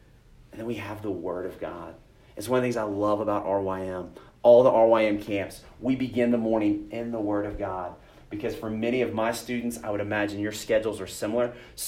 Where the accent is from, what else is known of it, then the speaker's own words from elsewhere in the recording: Texas, United States; I grew up in Texas, went to a camp called Pine Cove